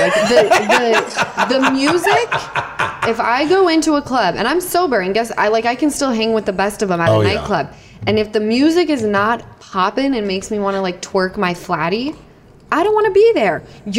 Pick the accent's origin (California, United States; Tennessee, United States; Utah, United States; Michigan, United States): Utah, United States; from Utah.